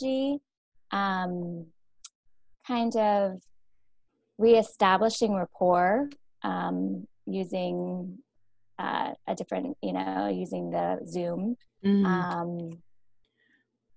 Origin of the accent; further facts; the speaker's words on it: West Burke, Vermont, United States; I'm from West Burke.